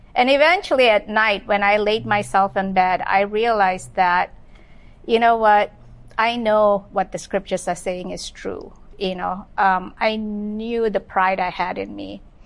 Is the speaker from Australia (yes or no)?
no; Malaysia; now in Los Angeles, United States; I was born and raised in Malaysia